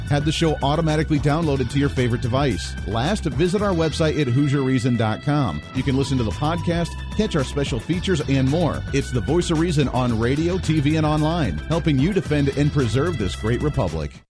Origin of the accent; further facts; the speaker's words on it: United States; also born or lived in Colorado / Ohio; now in Wichita, United States; I grew up in Colorado and Ohio